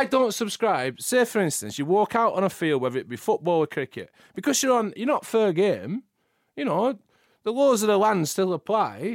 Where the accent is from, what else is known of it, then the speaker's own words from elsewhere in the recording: Preston, North West England, United Kingdom; Where I grew up in Preston